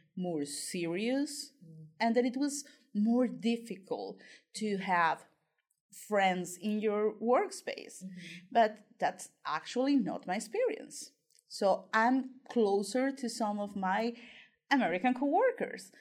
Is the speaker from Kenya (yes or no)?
no; Colombia; moved away as an adult; I'm from Colombia and I'm a tutor for the BCL